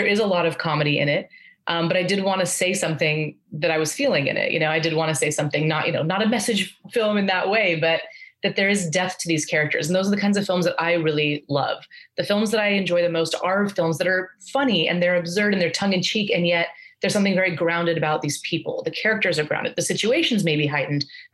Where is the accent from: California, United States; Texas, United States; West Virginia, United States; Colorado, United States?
Colorado, United States; Aurora; I grew up in Aurora, Colorado